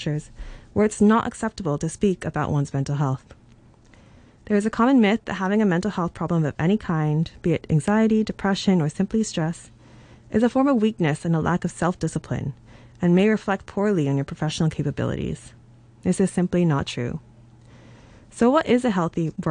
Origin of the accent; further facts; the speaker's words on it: Hong Kong; I grew up in Hong Kong and I spent the majority of my working life here.